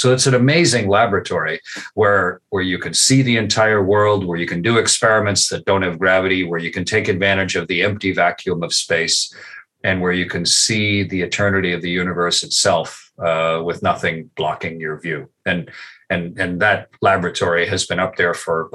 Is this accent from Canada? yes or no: yes; Canada; I served as a test pilot as a Canadian with the U.S. Air Force and the U.S. Navy